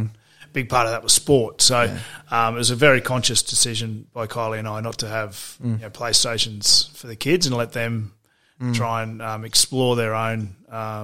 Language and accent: English; Toowoomba, Queensland, Australia; growing up in Toowoomba